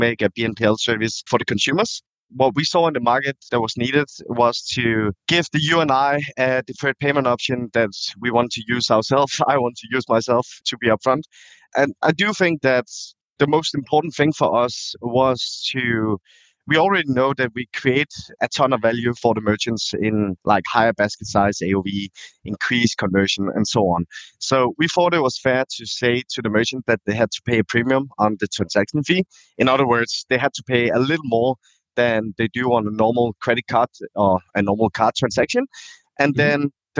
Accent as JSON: {"language": "English", "country": "Denmark", "tie": "born or raised there", "also_born_or_lived": "Thailand", "moved": "as an adult", "said": "Born and raised in Denmark, moved back to Thailand in 2009, where I lived for 10 years, and then I moved back to Denmark again."}